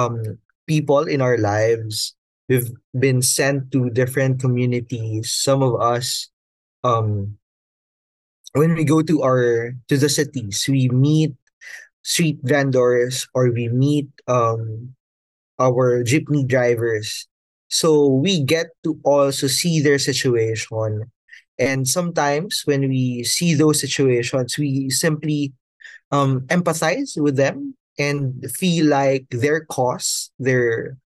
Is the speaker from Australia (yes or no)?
no; Batangas, Calabarzon, Philippines; moved away as an adult; now in Manila, Philippines; I'm personally from a province south of Manila. I'm from Batangas.